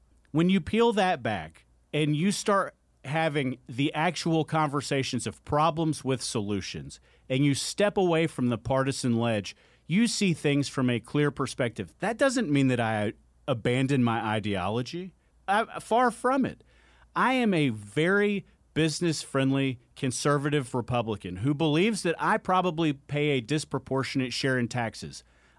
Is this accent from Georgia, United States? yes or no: yes; Gwinnett County, Georgia, United States; I grew up in Gwinnett. It's not far.